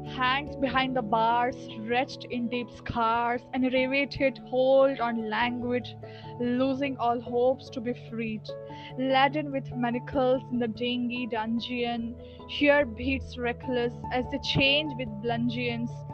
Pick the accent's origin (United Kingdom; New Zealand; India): India; I'm from India and I'm 16 years old